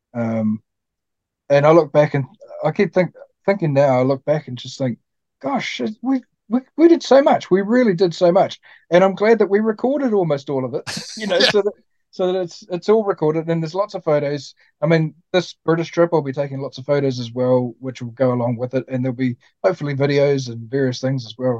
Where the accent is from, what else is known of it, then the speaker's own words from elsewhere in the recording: New Zealand; a Kiwi like me.